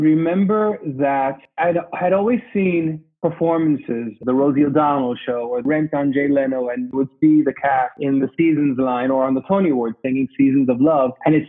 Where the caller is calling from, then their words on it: Barcelona, Catalonia, Spain; I am calling in from Barcelona.